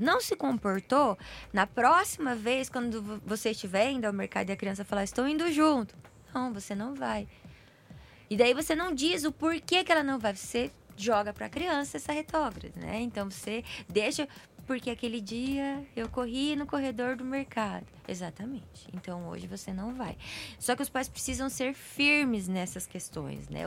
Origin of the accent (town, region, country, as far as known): Brazil